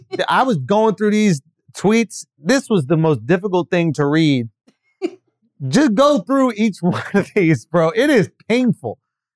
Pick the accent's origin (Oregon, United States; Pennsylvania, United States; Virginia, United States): Pennsylvania, United States; Philadelphia; I'm from Philly, and we don't wear outfitted hats like